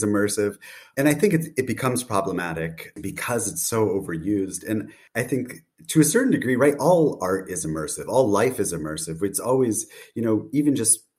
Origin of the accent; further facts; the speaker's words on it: United States; now in Berlin, Germany; based in Berlin, though I'm American originally